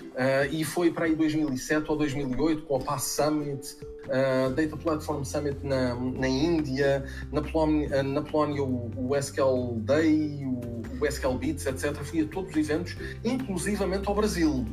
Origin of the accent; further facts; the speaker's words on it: Portugal; eu sou português